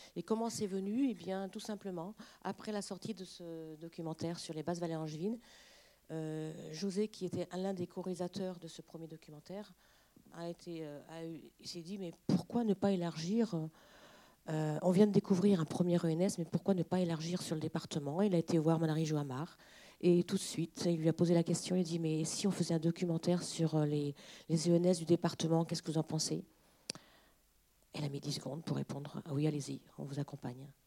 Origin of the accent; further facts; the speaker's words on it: Mazé-Milon, Pays de la Loire, France; on est de Mazé-Milon, donc du département, on est du local.